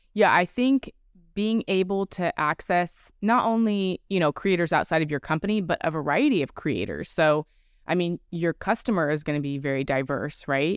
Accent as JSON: {"language": "English", "region": "California", "country": "United States", "said": "I'm originally from California"}